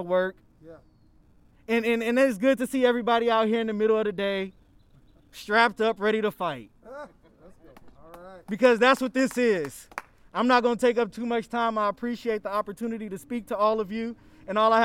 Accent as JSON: {"language": "English", "town": "Richmond", "region": "California", "country": "United States", "tie": "born or raised there", "said": "my hometown, Richmond, California"}